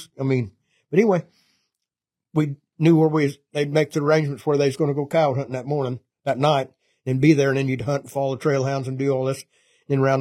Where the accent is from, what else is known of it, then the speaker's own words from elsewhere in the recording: Wellington, Kansas, United States; from Fluteville, Wellington, Kansas, 6 miles north of Rome